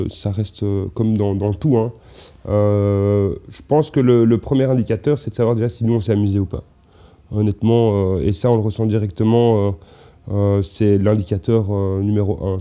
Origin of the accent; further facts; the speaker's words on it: Belgium; bah ouais on est belge.